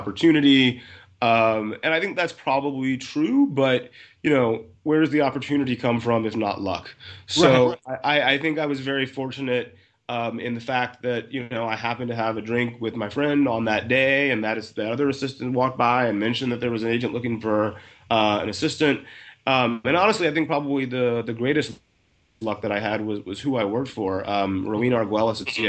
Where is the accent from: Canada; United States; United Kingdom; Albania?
United States; West Central Georgia; moved away as an adult; also born or lived in New York; now in Los Angeles, United States; I grew up in West Central Georgia